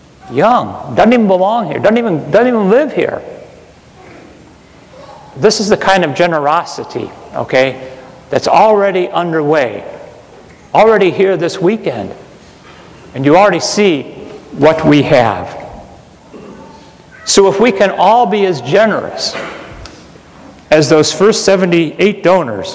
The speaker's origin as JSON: {"language": "English", "town": "Parma", "region": "Ohio", "country": "United States", "tie": "born or raised there", "said": "When I was growing up, I'm from St. Charles Parish in Parma, Ohio"}